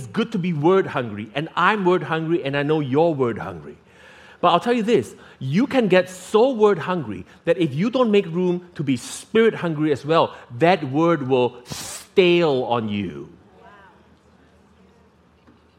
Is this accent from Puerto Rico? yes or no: no; Singapore; as a kid growing up in Singapore